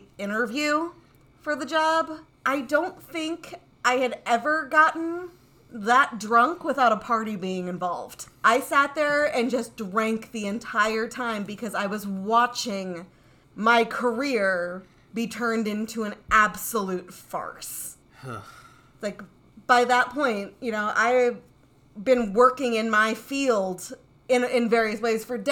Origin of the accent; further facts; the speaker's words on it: Broken Arrow, Oklahoma, United States; now in Kansas City, United States; I lived in a town called Broken Arrow, Oklahoma